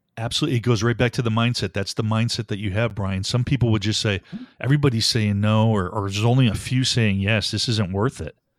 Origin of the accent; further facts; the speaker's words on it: Buffalo, New York, United States; moved away; I was born back in Buffalo, New York, to a great, two parents, hardworking, taught me values